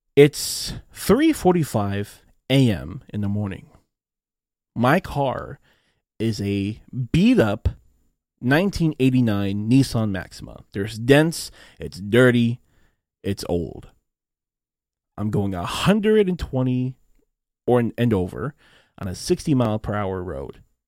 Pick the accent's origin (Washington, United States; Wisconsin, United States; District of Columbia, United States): Washington, United States; Renton; I was born in Washington State, in a little, in a little city called Renton. So I am a U S citizen, and I have been living in the U S my entire life